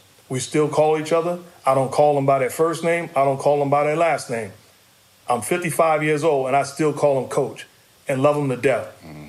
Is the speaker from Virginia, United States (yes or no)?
no; Queens, New York, United States; also born or lived in Brooklyn; I was born in Brooklyn, lived there the first 7 years of my life, moved to Queens, and then living in Queens, I went to high school an hour and a half away